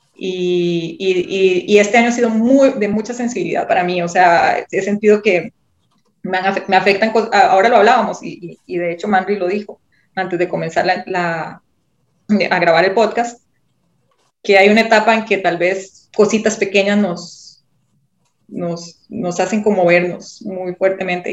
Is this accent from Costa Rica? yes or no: yes; Costa Rica; yo soy de Costa Rica